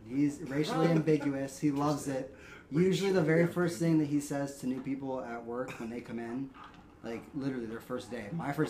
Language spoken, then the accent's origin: English; Colombia; accent: Colombian; now in Columbus, United States; When I tell people I'm Colombian, the usual response I get in Ohio is...